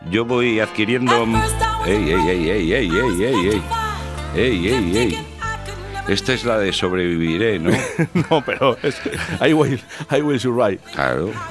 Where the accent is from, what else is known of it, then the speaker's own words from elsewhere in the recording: Valladolid, Castile and León, Spain; Y digo, no, yo soy de Valladolid. Ah, tú eres valladoliceño.